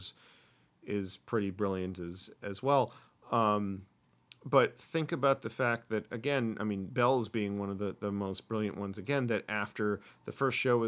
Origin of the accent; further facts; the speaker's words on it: United States; I'm an American